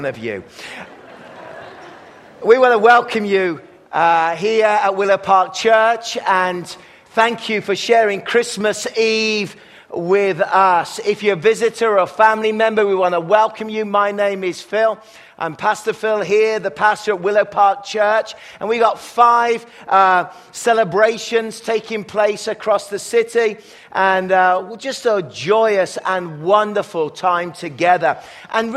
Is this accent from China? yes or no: no; England, United Kingdom; now in Kelowna, Canada; when I was growing up in England